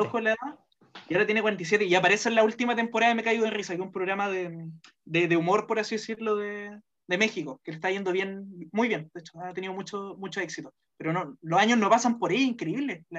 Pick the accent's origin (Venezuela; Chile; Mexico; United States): Chile; Viña del Mar, Valparaíso; moved away; me acuerdo así como de mis primeros recuerdos en Viña